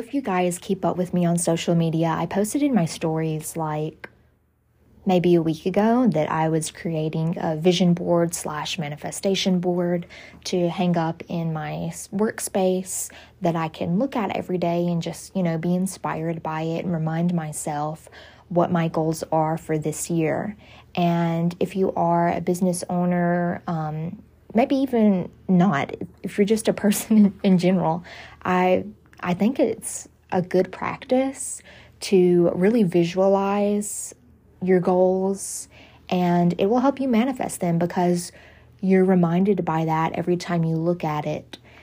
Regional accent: the South, United States; I grew up in the South

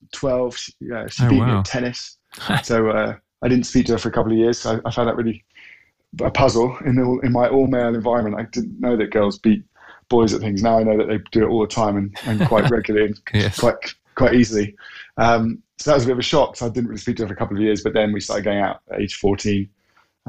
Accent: Norfolk, East of England, United Kingdom; I grew up in Norfolk, one of four sons

